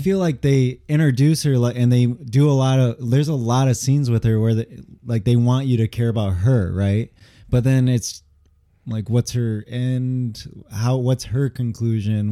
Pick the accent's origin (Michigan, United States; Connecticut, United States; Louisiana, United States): Michigan, United States; also born or lived in Angers, France; I'm from Michigan